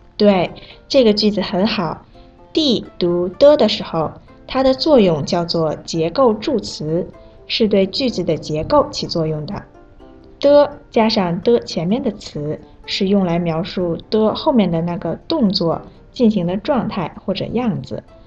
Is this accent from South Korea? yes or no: yes; South Korea; 我是来自韩国的